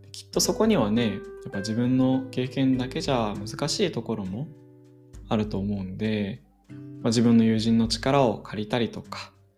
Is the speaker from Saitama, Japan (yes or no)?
yes; Saitama, Japan; 僕はあの埼玉の生まれなんですけれども小学校とか中学校は地元の学校に通っていました